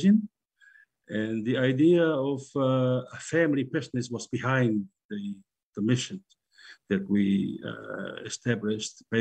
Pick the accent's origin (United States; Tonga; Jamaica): Tonga; Kolovai / Kolomotu'a, Tongatapu; I come from Koloua, Kolomatua, in Tongatapu, the main island of Tonga